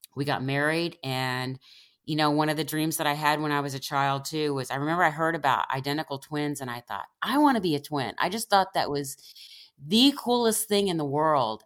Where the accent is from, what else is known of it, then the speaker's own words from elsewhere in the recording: Independence, Missouri, United States; in the town where I grew up in Independence, Missouri